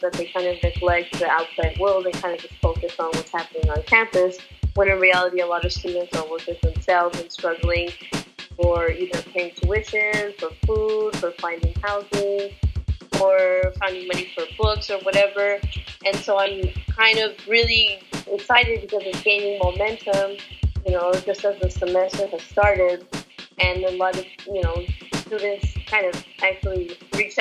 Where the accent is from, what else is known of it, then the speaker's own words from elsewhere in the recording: Los Angeles, California, United States; Born and raised in Los Angeles.